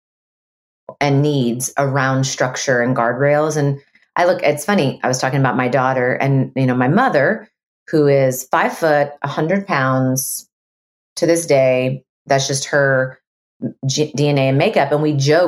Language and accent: English; Texas, United States; I'm a Texan